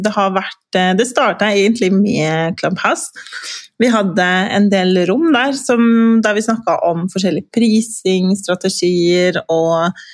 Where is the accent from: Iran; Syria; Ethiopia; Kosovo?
Kosovo; now in Norway; jeg vokste jo opp i Kosovo